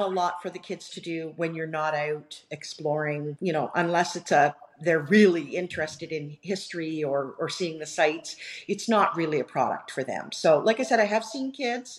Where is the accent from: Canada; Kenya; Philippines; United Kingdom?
Canada; being Canadian, and right. being of British background